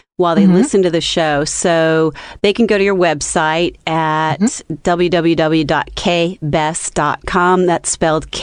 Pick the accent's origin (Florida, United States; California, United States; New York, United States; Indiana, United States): California, United States; San Gabriel; another native Californian. Me too. I was born in San Gabriel